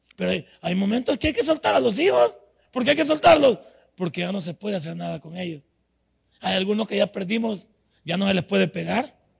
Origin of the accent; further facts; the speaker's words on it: El Salvador; moved away as an adult; also born or lived in United States; en mi país yo he hecho 25 materias en la Universidad Nacional